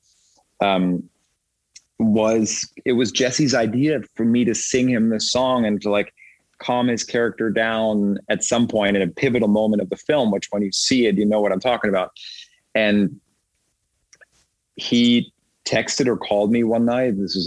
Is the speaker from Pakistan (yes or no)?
no; Germany; moved away; also born or lived in Austria; I'm German, born and raised. I was born in Austria, raised in Germany. And I speak German, obviously.